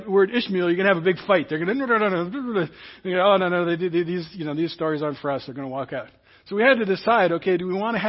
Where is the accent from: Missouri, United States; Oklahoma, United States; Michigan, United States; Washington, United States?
Washington, United States; Seattle; Where I grew up in West Seattle, Grace Baptist Church was just down the road